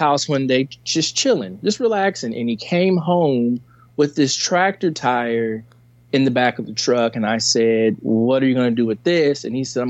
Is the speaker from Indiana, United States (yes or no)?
yes; Evansville, Indiana, United States; I'm from Evansville, Indiana.